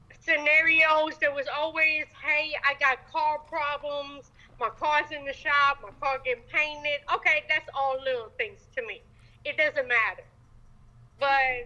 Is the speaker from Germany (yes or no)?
yes; Germany; now in Georgia, United States; Originally Germany, but I live in Georgia now.